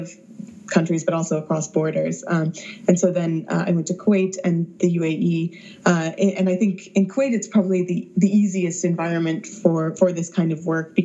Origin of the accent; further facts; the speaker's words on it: the Bible Belt, United States; growing up in the Bible Belt